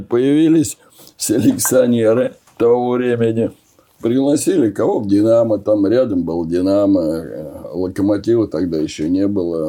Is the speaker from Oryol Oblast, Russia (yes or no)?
yes; Oryol, Oryol Oblast, Russia; moved away; also born or lived in Moscow; я из Орла попал э, в этот большой город, в Москву